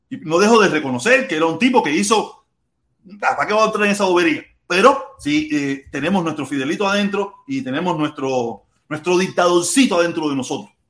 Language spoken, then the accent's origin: Spanish; Cuba; nosotros, como nacionalistas cubanos, luchar y hacer las cosas bien hechas en Cuba